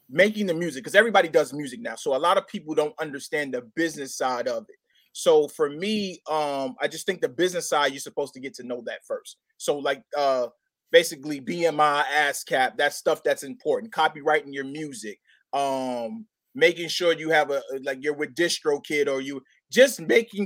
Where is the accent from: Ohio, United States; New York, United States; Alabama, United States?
New York, United States; New York City; moved away as an adult; also born or lived in Southern United States; now in Connecticut, United States; I'm an inspiring artist from born and raised in Brooklyn, New York. I reside in CT now